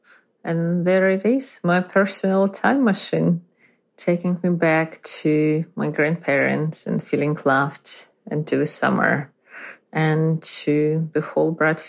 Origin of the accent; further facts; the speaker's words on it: Lithuania; I was born in Soviet Union in the early 80s. My parents were Russian, and we lived in Lithuania as these things went at the time.